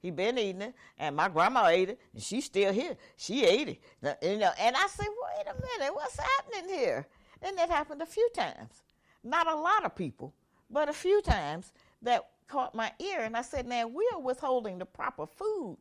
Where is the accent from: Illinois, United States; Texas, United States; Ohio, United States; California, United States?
Ohio, United States; Cincinnati; I grew up actually here in Cincinnati